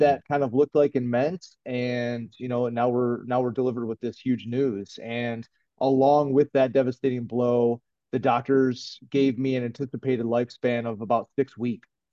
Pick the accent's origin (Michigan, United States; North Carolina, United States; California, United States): Michigan, United States; Brighton; I'm from Brighton, from Brighton, Michigan, and I uh, was born and raised. I lived here my whole life.